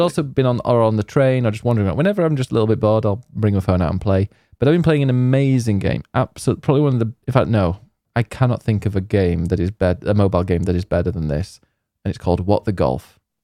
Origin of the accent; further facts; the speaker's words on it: Yorkshire and the Humber, United Kingdom; I'm from Yorkshire